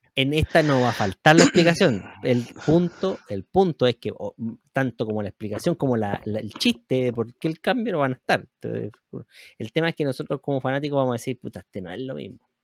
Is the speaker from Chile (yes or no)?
yes; Chile; somos chilenos acá